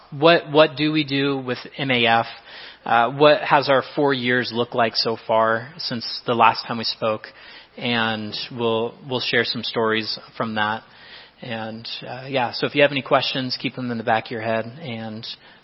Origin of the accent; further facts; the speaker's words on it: Iowa, United States; You know, I'm from Iowa. I'm sorry. I don't have Missouri's comparison here.